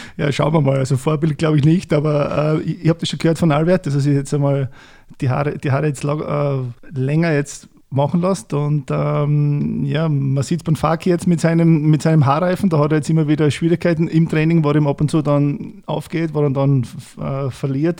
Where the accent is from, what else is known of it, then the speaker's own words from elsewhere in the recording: Voitsberg, Styria, Austria; moved away; Wir kommen beide aus der Weststeiermark